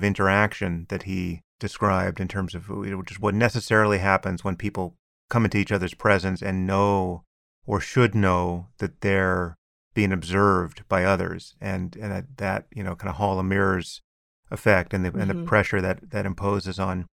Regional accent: United States; And I'm certainly American enough to be horrified at the extreme versions of all this.

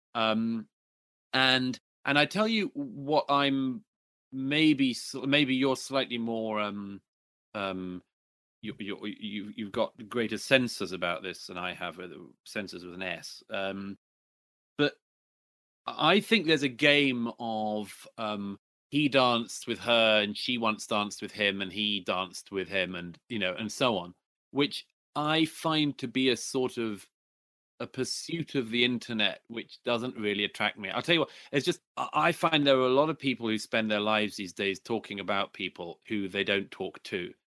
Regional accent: United Kingdom; my home country in particular, in Britain

